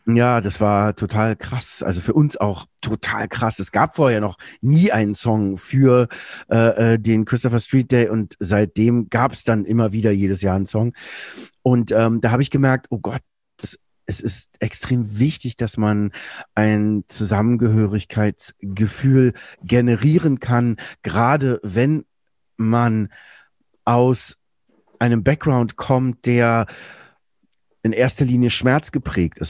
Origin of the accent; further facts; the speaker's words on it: Berlin, Germany; Ich bin in Berlin groß geworden.